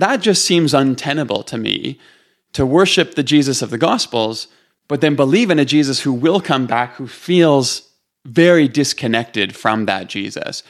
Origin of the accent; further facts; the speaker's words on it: Toronto, Ontario, Canada; moved away as an adult; now in Calgary, Canada; I'm from Canada. I'm from, um, east side of the country in Toronto